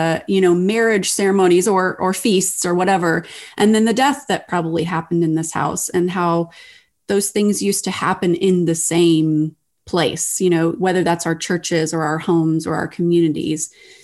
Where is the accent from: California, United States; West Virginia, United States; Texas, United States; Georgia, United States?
Texas, United States; now in Ohio, United States; I live in Ohio. I grew up in Texas, so I'm not with my family of origin